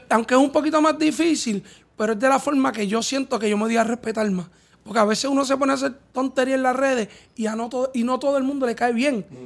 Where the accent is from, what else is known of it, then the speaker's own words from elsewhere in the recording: Puerto Rico; somos puertorriqueños